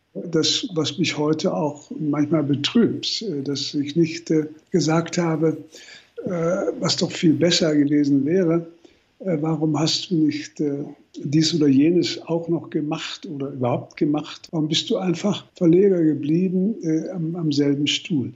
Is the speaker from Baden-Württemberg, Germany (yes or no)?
no; Berlin, Germany; meine Kindheit in Berlin